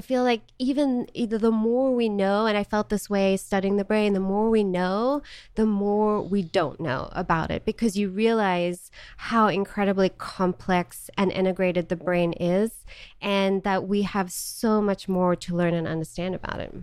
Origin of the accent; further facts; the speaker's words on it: Johannesburg, Gauteng, South Africa; moved away as an adult; also born or lived in Charlotte, North Carolina / Missouri; now in United States; I was born in Johannesburg, South Africa, and lived there for eighteen years, born and raised.